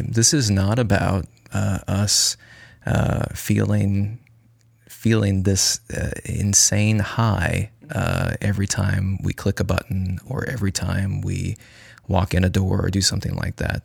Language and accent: English; United States; as American consumers, we are brought up